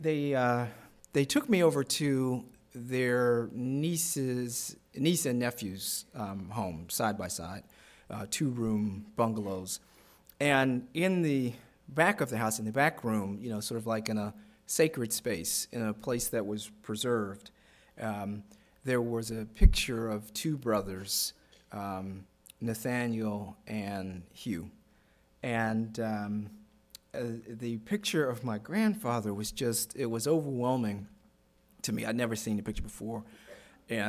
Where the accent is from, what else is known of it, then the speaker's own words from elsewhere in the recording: Baltimore, Maryland, United States; I grew up in Baltimore City